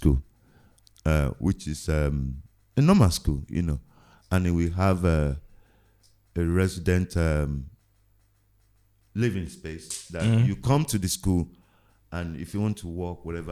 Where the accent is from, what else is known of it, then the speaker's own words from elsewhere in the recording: Lagos, Nigeria; also born or lived in Agege / New York; now in England; growing up in Nigeria